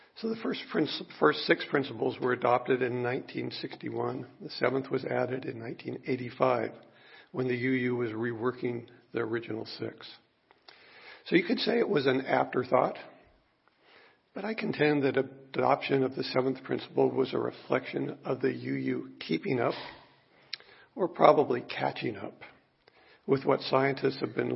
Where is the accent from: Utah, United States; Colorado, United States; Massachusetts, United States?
Utah, United States; Salt Lake City; I was born in 1952 in Salt Lake City, Utah